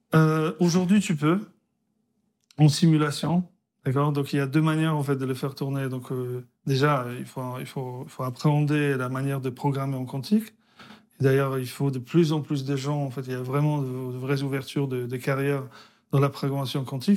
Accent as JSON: {"language": "French", "country": "Poland", "tie": "born or raised there", "also_born_or_lived": "France", "moved": "yes", "said": "je suis né en Pologne, communiste"}